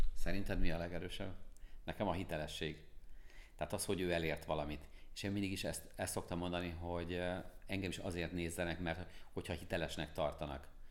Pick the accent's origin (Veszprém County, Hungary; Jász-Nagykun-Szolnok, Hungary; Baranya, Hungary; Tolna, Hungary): Baranya, Hungary; Pécs; én Pécsi vagyok, és Pécsről jártam minden hónapban Budapestre föl